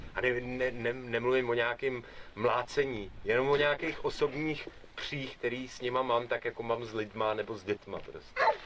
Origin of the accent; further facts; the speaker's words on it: Czechia; u nás v Čechách